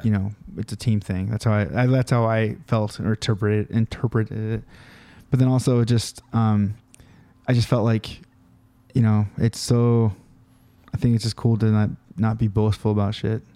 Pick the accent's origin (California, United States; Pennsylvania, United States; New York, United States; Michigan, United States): California, United States; We're from California